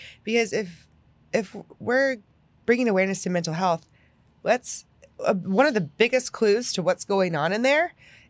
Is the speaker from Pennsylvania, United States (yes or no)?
yes; Pennsylvania, United States; moved away; I'm from Pennsylvania.